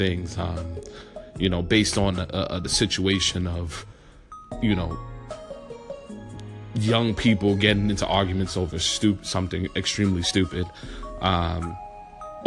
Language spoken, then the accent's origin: English; New York City, New York, United States; growing up in New York and growing up in the Bronx